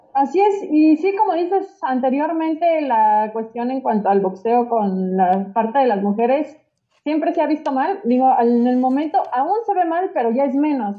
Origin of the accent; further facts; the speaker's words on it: Mexico; como mexicanos